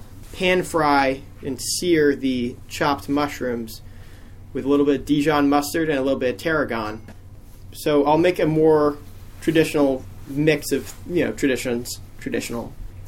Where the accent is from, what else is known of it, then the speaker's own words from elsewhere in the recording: Sutton, Vermont, United States; moved away as an adult; now in Austin, United States; I'm from Sutton, Vermont.